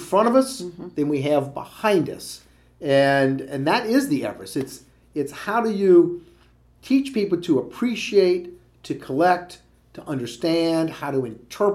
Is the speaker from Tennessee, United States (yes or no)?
no; Louisiana, United States; moved away; I was raised and all of my formative years were in Louisiana